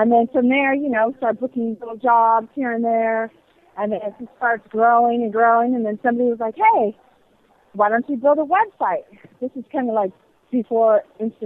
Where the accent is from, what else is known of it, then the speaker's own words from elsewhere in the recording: San Jose, California, United States; I am born and raised in the Bay Area, California